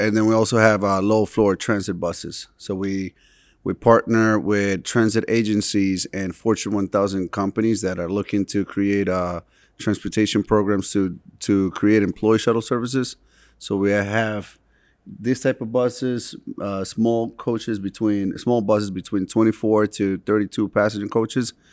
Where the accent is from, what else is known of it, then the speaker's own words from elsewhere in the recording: Boston, Massachusetts, United States; also born or lived in Medellín, Colombia; I grew up, um, in Boston